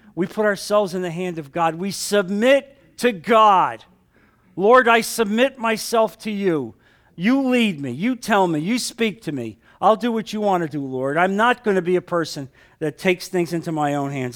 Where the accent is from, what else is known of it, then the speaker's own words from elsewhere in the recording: New Jersey, United States; moved away; I came from New Jersey